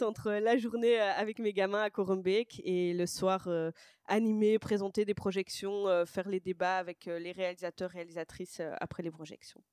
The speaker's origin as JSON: {"language": "French", "town": "Brussels", "region": "Brussels-Capital Region", "country": "Belgium", "tie": "born or raised there", "also_born_or_lived": "Boxtel", "said": "je viens de Bruxelles, je suis née euh, à Boxtal et, j'ai grandi à Bruxelles"}